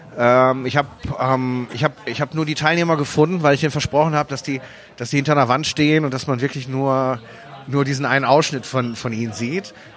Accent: Essen, North Rhine-Westphalia, Germany; also born or lived in Wuhan, China / Miami, United States; now in Mülheim an der Ruhr, Germany; erste Grundschulklasse gemacht und zur zweiten bin ich dann nach Essen gekommen.

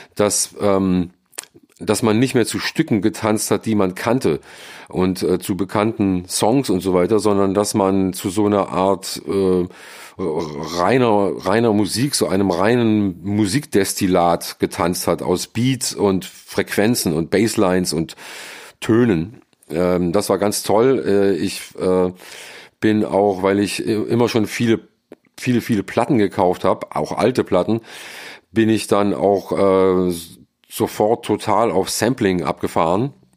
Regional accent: Friedrichshafen, Baden-Württemberg, Germany; also born or lived in Mannheim / Cologne; now in Seoul, South Korea; Ich bin in Mannheim geboren, bin mit acht Jahren an den Bodensee gezogen nach Friedrichshafen

